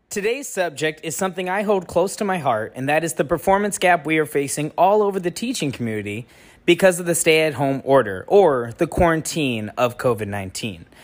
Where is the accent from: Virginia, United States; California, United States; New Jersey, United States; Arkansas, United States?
California, United States; El Centro; I'm from California, El Centro, California